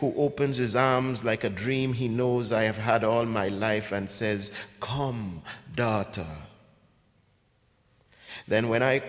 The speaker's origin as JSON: {"language": "English", "country": "Ghana", "tie": "born or raised there", "also_born_or_lived": "England / Jamaica / Canada", "lives_now": "United States", "said": "I grew up in Ghana. I was born in Ghana, lived in England for a bit, lived in Jamaica"}